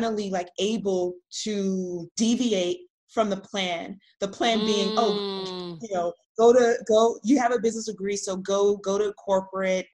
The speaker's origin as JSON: {"language": "English", "town": "Los Angeles", "region": "California", "country": "United States", "tie": "born or raised there", "said": "we grew up in South Central"}